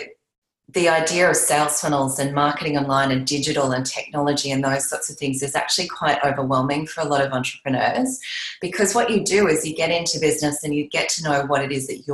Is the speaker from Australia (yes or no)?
yes; Australia; I'm an Australian